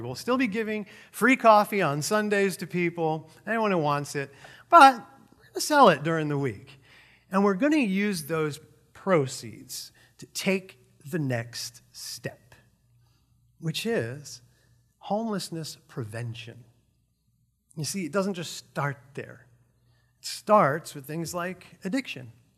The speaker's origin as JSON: {"language": "English", "region": "New York", "country": "United States", "tie": "born or raised there", "moved": "yes", "said": "I grew up in New York where we have real food"}